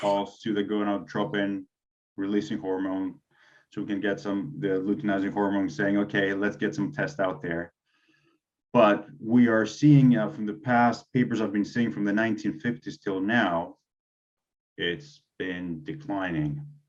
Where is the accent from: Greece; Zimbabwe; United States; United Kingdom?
Greece; being Greek